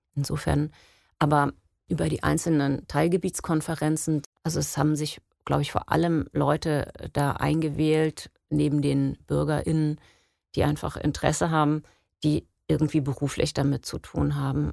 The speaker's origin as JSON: {"language": "German", "town": "Geesthacht", "region": "Schleswig-Holstein", "country": "Germany", "tie": "born or raised there", "said": "ich bin in Geesthacht aufgewachsen"}